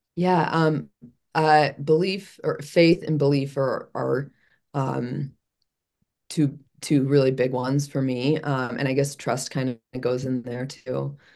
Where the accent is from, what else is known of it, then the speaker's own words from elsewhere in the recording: Chicago, Illinois, United States; moved away; I'm originally from Chicago